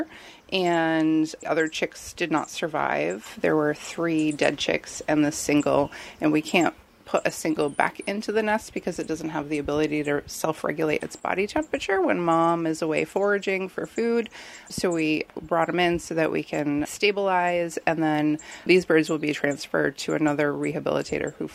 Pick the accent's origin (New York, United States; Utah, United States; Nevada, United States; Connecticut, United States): Connecticut, United States; also born or lived in Maine; when I came back home from Maine to Connecticut